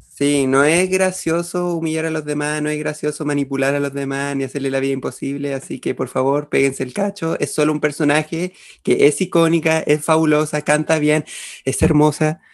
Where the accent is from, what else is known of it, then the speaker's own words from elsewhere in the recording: Chile; acá en Chile. Perdóneme mi ignorancia, solo he estudiado en colegios y liceos municipales